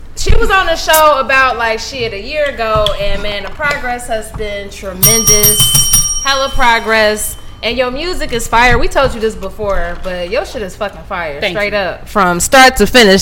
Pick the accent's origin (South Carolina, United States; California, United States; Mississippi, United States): South Carolina, United States; also born or lived in Charlotte; my city in South Carolina